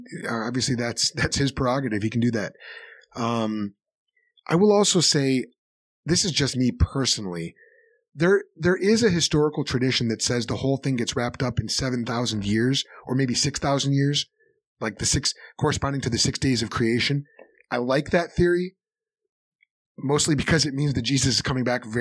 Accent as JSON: {"language": "English", "town": "Chicago", "region": "Illinois", "country": "United States", "said": "I'm from Chicago."}